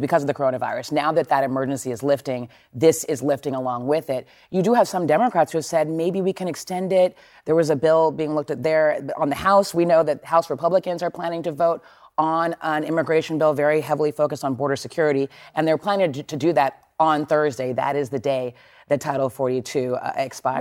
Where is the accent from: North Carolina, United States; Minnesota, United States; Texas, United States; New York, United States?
Texas, United States; moved away; I grew up in Texas. I'm from Texas